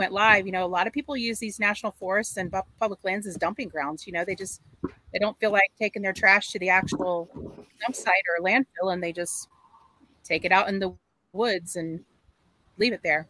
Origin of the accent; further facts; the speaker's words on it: United States; yeah, I grew up in Marion County and then in Citrus County.